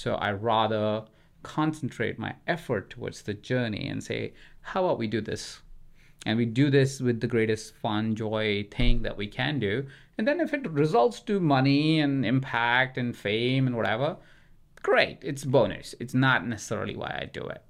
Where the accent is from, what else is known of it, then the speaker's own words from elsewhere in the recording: India; moved away; I grew up in India